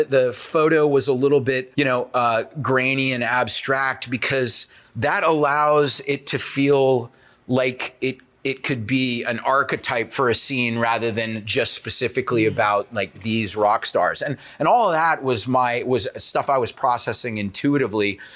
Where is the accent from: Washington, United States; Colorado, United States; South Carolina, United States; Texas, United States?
South Carolina, United States; I grew up in South Carolina